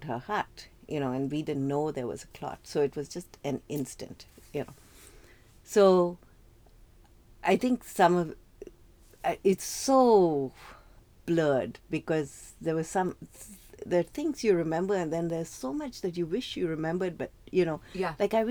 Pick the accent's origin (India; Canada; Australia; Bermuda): India; South India; moved away as an adult; now in United States; growing up in India, especially in the south of India